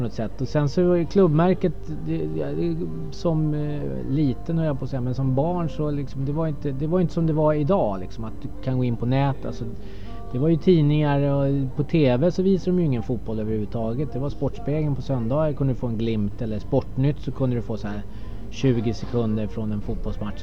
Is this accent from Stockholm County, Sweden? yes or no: yes; Stockholm, Stockholm County, Sweden; jag är ju uppväxt på Södermalm